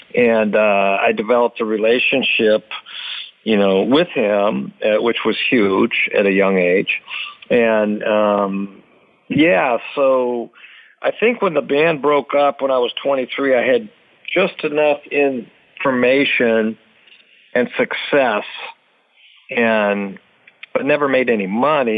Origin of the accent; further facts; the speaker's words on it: Dublin, California, United States; also born or lived in Lodi, California; I was born in Lodi and I lived in Dublin, California, which was probably an hour from Lodi, which is the Bay Area and Northern California